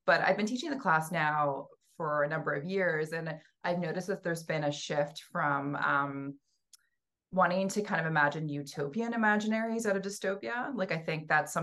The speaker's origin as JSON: {"language": "English", "region": "Western Canada", "country": "Canada", "tie": "born or raised there", "also_born_or_lived": "Allston, Boston", "moved": "as an adult", "lives_now": "Cambridge, United States", "said": "I'm from Western Canada. I was born and raised there, and I ended up coming to Boston for an MFA."}